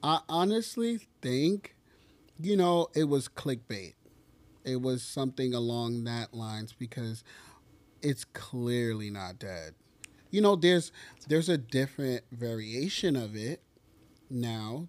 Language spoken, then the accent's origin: English; New York, United States; as a New Yorker